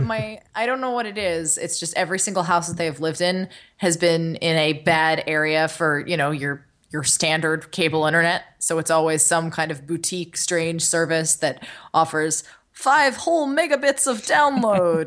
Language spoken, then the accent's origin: English; Los Angeles, California, United States; growing up in Los Angeles